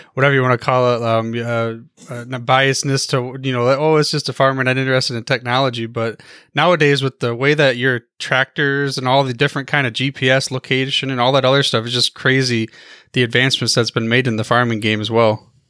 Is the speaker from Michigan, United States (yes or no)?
yes; Michigan, United States; I'm from the, uh, Michigan area